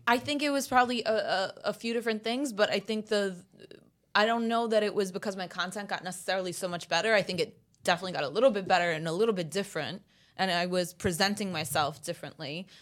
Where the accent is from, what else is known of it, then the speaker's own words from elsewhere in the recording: New York City, New York, United States; first language Italian; English is a second language; Italian's my first language, actually. I didn't learn English here until I was five